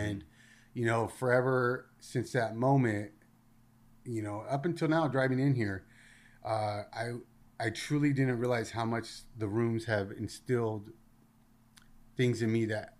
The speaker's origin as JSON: {"language": "English", "town": "Rosemead", "region": "California", "country": "United States", "tie": "born or raised there", "said": "So I grew up in a city called Rosemead. And, you know, I hung out with the neighborhood kids."}